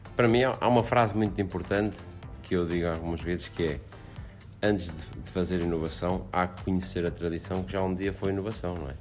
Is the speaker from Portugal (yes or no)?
yes; Aveiro, Centro, Portugal; also born or lived in Celorico de Basto; como eu venho de Aveiro